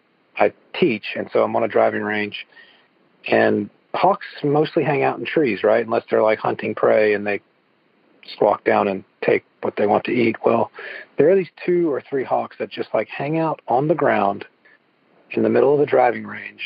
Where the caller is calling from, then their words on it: Evans, Georgia, United States; I'm calling in from Evans, Georgia.